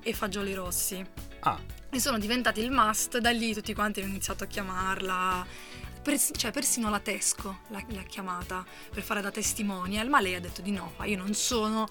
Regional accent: Apulia, Italy; now in Trentino, Italy; siamo pugliesi, però siamo

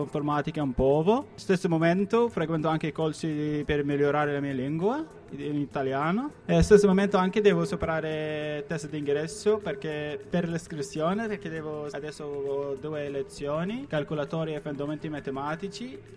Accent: Iraq; Italian is a second language; moved away as an adult; now in Trentino, Italy; vengo dall'Iraq, eh, sono turcmano, sono qui da quasi più di un anno

